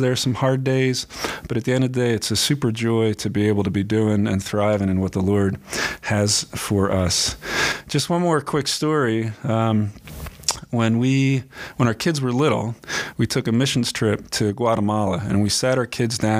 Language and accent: English; Philadelphia, Pennsylvania, United States; moved away as an adult; now in Tempe, United States; I grew up in Pennsylvania